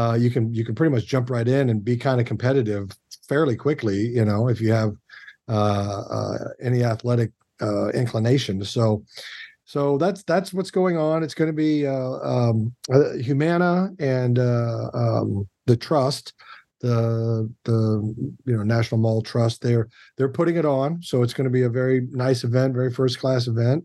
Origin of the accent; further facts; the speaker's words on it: Kansas City, United States; I am from the Midwest and I am from Kansas City specifically